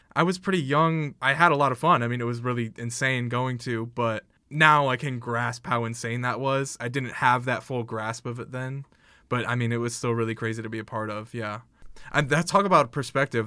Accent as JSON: {"language": "English", "town": "South Bend", "region": "Indiana", "country": "United States", "said": "I'm from South Bend"}